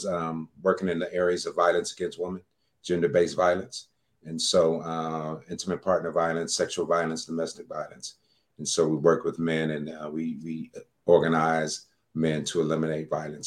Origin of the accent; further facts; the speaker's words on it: Detroit, Michigan, United States; moved away as an adult; now in Atlanta, United States; I'm in Atlanta, Georgia now. I've been here for about 10 years. I'm from Detroit, Michigan